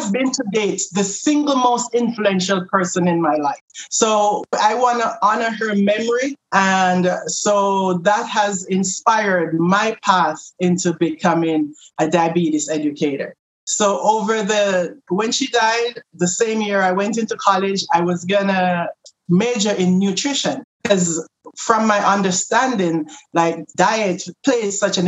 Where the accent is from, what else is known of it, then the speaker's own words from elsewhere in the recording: Jamaica; moved away; I'm from Jamaica.